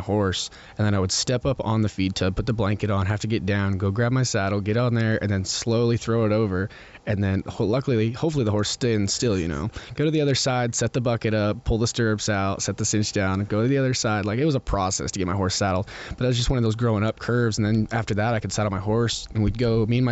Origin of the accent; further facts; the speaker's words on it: Utah, United States; Growing up in Utah is really awesome